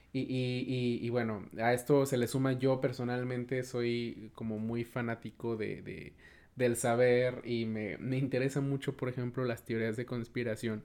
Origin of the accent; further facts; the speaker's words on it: Cortázar, Guanajuato, Mexico; yo soy de un, municipio que se llama Cortázar